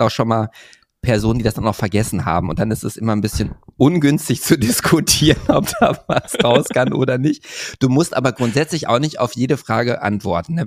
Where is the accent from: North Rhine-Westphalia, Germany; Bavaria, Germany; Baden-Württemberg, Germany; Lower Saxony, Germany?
North Rhine-Westphalia, Germany; Hövelhof; ist ja mein Heimatort bei Paderborn.